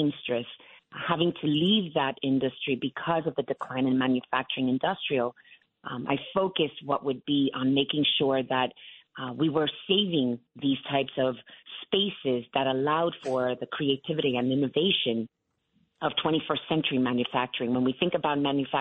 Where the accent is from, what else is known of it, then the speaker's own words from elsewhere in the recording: New York City, New York, United States; I was born and raised in Williamsburg